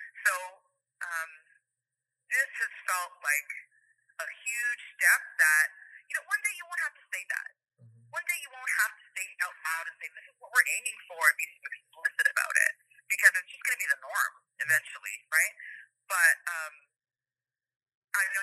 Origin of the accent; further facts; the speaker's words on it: Canada; I'm Canadian